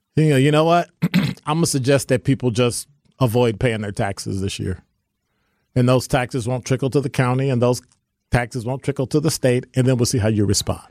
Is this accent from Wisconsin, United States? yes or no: no; Chicago, Illinois, United States; moved away as an adult; now in Milwaukee, United States; from Chicago